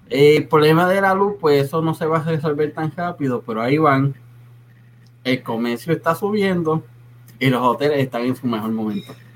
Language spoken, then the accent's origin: Spanish; Puerto Rico; now in Texas, United States; cuando yo salí de Puerto Rico